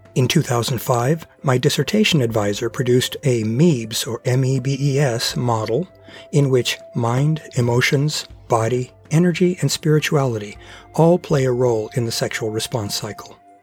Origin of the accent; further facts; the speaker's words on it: Portland, Oregon, United States; my hometown of Portland, Oregon